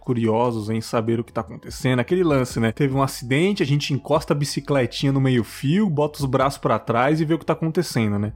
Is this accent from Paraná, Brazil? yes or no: no; São Paulo, Brazil; moved away; apesar de não morar mais em São Paulo, eu assisto, né? O SPTV, que é a minha cidade natal.